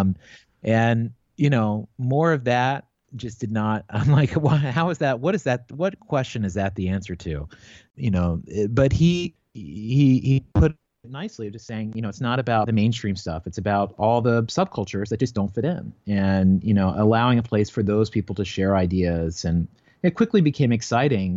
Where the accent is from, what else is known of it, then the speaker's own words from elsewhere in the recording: Newport, Virginia, United States; moved away as an adult; also born or lived in New York City; now in Los Angeles, United States; I grew up in a place called Newport, Virginia. It's yeah. in Giles County, about a half hour outside Blacksburg